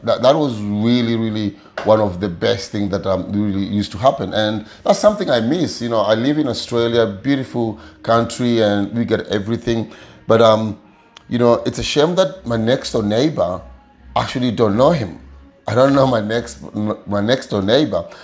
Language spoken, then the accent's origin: English; Kakamega, Kakamega County, Kenya; moved away; i come from Kenya, a small village called Kakamega